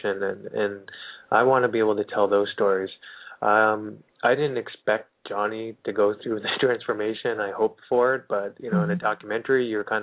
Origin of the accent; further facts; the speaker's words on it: Littleton, United States; now in Los Angeles, United States; my beautiful hometown of Littleton